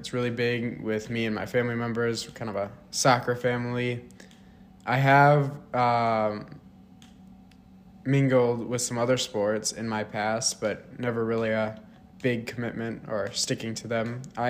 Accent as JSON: {"language": "English", "town": "Mankato", "region": "Minnesota", "country": "United States", "tie": "born or raised there", "also_born_or_lived": "Sioux Falls, South Dakota / St. Louis", "said": "when I was six, we moved to Mankato"}